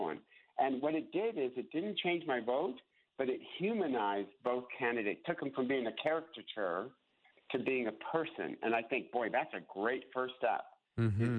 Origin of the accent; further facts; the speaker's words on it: United States; we are Americans. We are Americans. And then I'm an American Christian